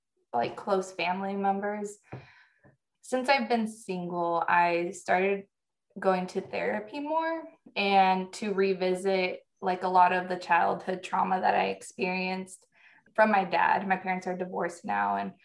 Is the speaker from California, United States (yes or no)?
yes; Northern California, United States; moved away as an adult; also born or lived in Iowa / North Carolina / Key West, Florida; born and raised in Northern California.